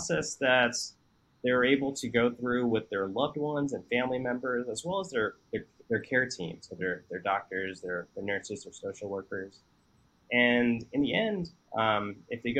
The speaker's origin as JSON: {"language": "English", "region": "Texas", "country": "United States", "tie": "born or raised there", "said": "I grew up in Texas for most of my life"}